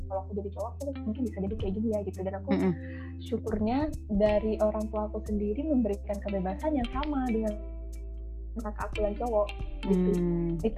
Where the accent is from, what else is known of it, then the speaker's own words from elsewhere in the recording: Jombang, East Java, Indonesia; mungkin akan bilang kamu kerja deket-deket aja lah misalnya contoh di Surabaya karena aku dari Jombang ya